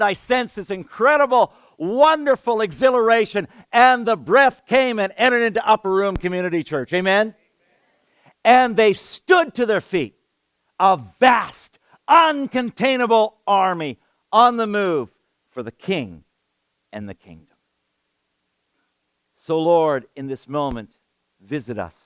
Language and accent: English; Canada; I'm a Canadian kid, a city boy